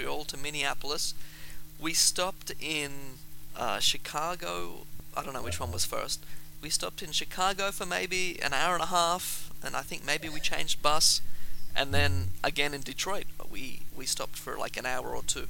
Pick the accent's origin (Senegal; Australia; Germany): Australia; I grew up in Australia, where there are basically no black people here